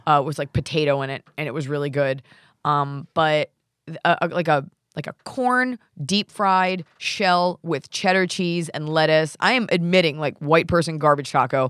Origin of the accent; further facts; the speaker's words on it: Dallas, Texas, United States; now in Los Angeles, United States; Dallas, which is my hometown